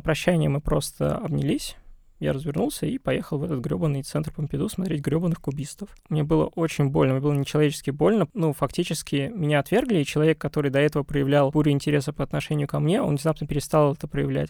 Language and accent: Russian; Russia; я русский, я россиянин